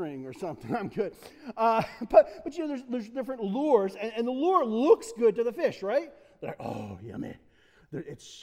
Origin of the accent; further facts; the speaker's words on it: United States; Love being American